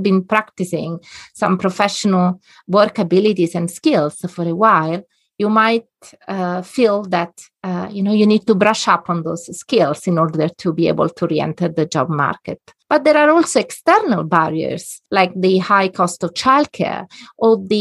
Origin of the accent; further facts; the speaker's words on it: a little town between Rome and Naples, Lazio, Italy; moved away as an adult; now in Netherlands; I'm Italian by origin. I come from a little town between Rome and Naples on the seaside